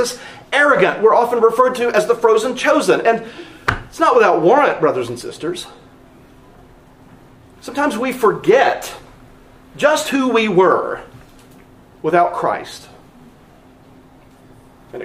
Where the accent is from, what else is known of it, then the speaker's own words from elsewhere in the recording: North Carolina, United States; also born or lived in Philadelphia area, Pennsylvania; now in Texas, United States; growing up in North Carolina